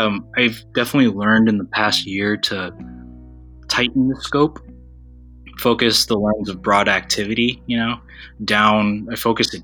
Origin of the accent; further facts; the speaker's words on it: United States; my identity as a Filipino-American